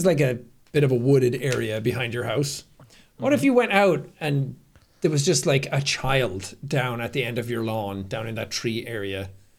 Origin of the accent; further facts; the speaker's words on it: Ireland; I grew up in Ireland.